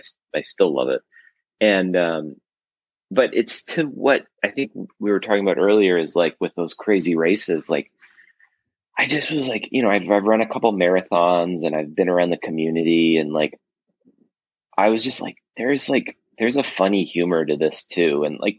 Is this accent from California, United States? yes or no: yes; Los Angeles, California, United States; also born or lived in Toronto, Canada; I grew up in Los Angeles. I was born in Toronto, but I've been in LA since I was like a little kid, like two.